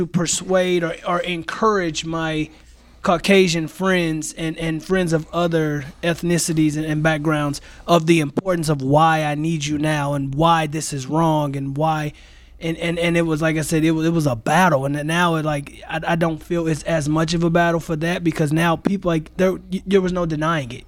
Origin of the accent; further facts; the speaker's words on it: St. Louis, Missouri, United States; moved away as an adult; now in Green Bay, United States; I am born and raised in Saint Louis, Missouri